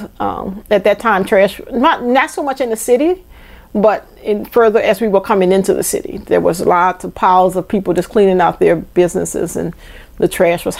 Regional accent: New Orleans, Louisiana, United States; also born or lived in Georgia; I'm from New Orleans. I've lived in different areas of New Orleans

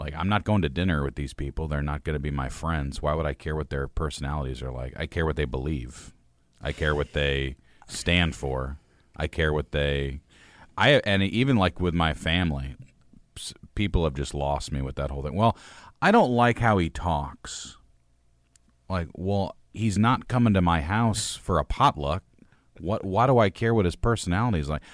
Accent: United States; was born late twentieth century in the United States

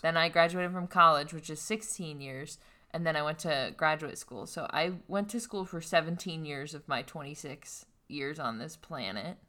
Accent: western Pennsylvania, United States; I am from western Pennsylvania, which is the tip of Appalachia

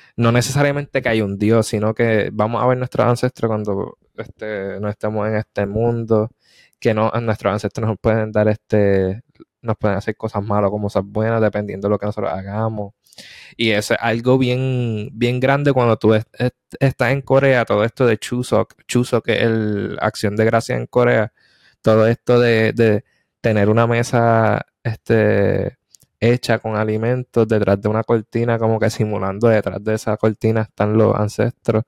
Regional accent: Puerto Rico; moved away; also born or lived in South Korea; soy boricua.

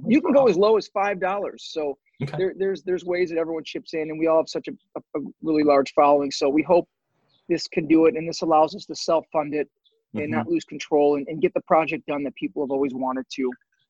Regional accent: outside of Chicago, Illinois, United States; I was born in Chicago, outside of Chicago.

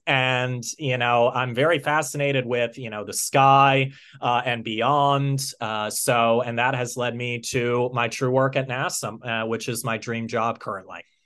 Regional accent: United States; also born or lived in Pennsylvania; I'm from the United States of America, and I'm based in, uh, Pennsylvania.

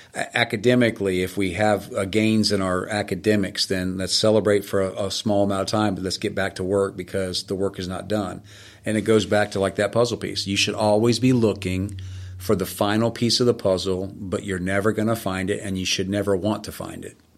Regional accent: Florida, United States; also born or lived in Boston; I grew up in Florida

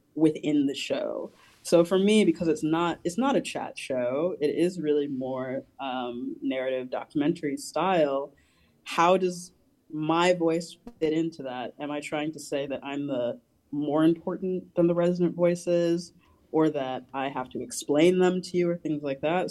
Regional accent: New Jersey, United States; I'm from New Jersey, so it was the city. It is the sort of uh, kind of platonic ideal of a city for me growing up in that region

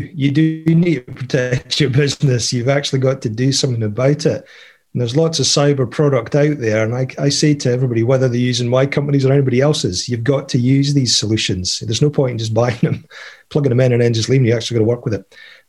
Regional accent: United Kingdom; now in Canada; I'm originally from the UK, as you can probably tell by my accent.

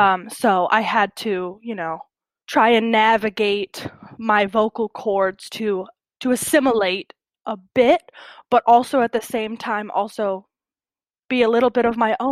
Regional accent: Barboursville, West Virginia, United States; I'm from Barboursville, West Virginia, a very small town. As you can see, I don't necessarily have a West Virginia accent.

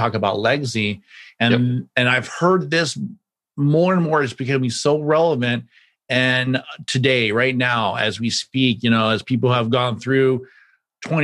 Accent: Kansas, United States; I grew up in the Midwest as well. I grew up in Kansas. We had a family farm

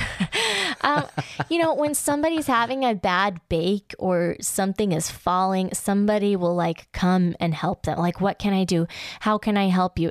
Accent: United States; as an American

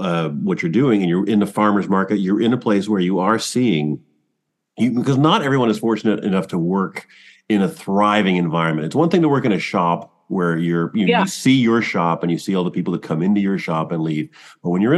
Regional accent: Toronto, Ontario, Canada; now in Cambridge, Canada; I'm from Scarborough

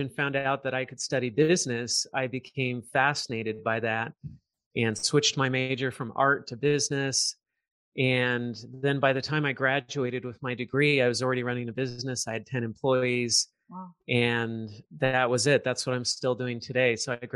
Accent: Southern California, United States; I grew up in Southern California.

